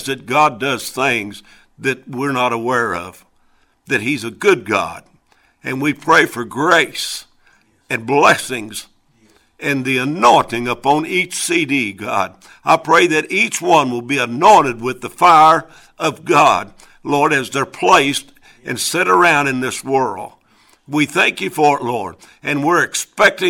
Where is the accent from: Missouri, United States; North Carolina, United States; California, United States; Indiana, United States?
Missouri, United States; I was born and raised down in Missouri, right in the middle of a cotton field